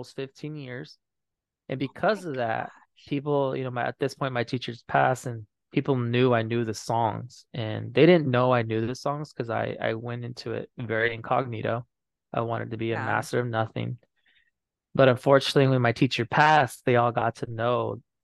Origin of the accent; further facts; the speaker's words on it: San Pasqual, California, United States; I'm from San Pasqual